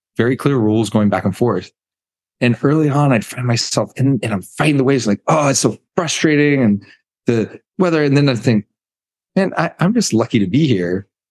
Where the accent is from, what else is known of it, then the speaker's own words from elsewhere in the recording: United States; moved away as an adult; also born or lived in Birmingham, Alabama / Greenville, North Carolina; now in Bermuda; growing up in Birmingham, Alabama, Greenville, North Carolina.